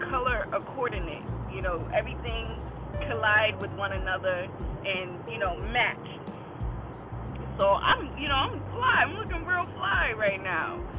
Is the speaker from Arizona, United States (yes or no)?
no; Boston, Massachusetts, United States; I'm from Boston, you know. I'm from the B town.